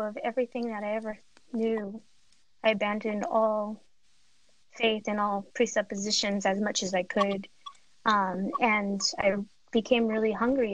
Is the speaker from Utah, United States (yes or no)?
no; Los Angeles, California, United States; I grew up in Pacoima